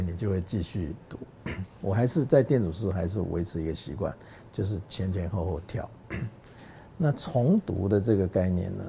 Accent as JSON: {"language": "Chinese", "country": "Taiwan", "also_born_or_lived": "Hong Kong", "said": "因为你的根是在台湾嘛"}